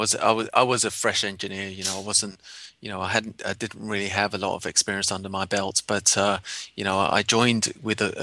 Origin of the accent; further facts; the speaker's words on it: London, United Kingdom; moved away as an adult; now in San Francisco, United States; I grew up in London. It's my hometown.